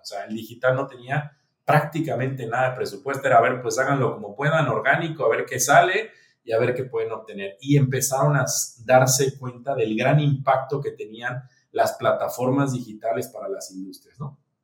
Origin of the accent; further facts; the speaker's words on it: Mexico; moved away; also born or lived in Dominican Republic; Yo soy mexicano